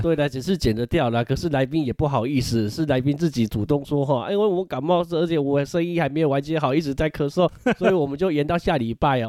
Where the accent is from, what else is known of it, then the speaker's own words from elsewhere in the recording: Changhua County, Taiwan; 如果我们是彰化人嘛